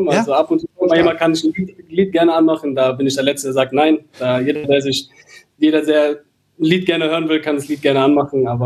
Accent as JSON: {"language": "German", "town": "Cologne", "region": "North Rhine-Westphalia", "country": "Germany", "tie": "born or raised there", "said": "natürlich bin ich in der Stadt Köln groß geworden, ich bin dort geboren, ich habe dort in der, von der Jugend an bis zu den Profis gespielt"}